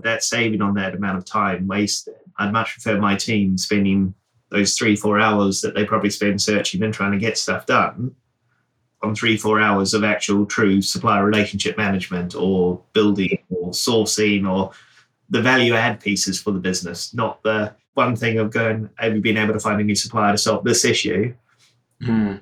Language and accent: English; New Zealand; now in United Kingdom; I grew up in New Zealand.